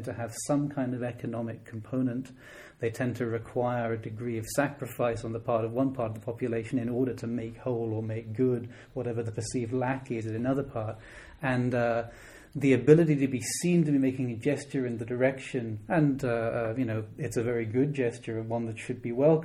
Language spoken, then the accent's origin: English; Dublin, Leinster, Ireland; moved away; I'm from Dublin originally